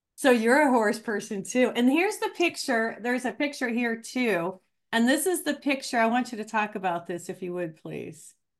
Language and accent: English; Ohio, United States; now in Albuquerque, United States; growing up on a farm in Ohio